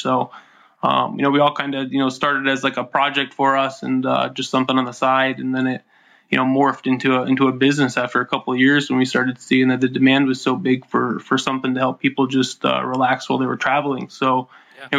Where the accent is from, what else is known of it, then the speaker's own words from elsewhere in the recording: upstate New York, United States; I grew up in upstate New York